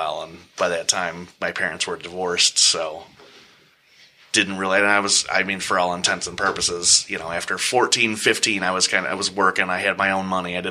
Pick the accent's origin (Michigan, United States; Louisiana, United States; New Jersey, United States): Michigan, United States; also born or lived in Great Lakes, Illinois / Key West, Florida / Norfolk, Virginia; we moved back to Michigan